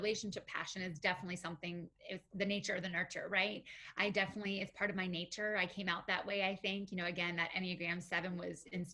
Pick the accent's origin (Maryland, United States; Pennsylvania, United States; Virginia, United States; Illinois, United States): Pennsylvania, United States; Western; moved away as an adult; now in Florida, United States; So I am from Western Pennsylvania originally